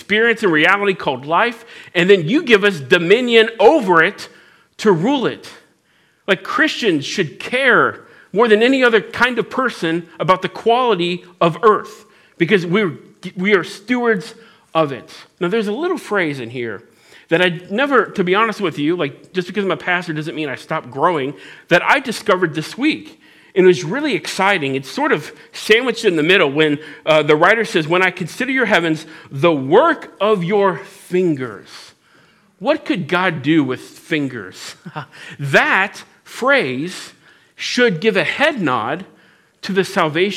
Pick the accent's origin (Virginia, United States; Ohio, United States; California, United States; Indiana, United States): Ohio, United States; Cincinnati; I'm from Cincinnati, so I say steal other people's prayers.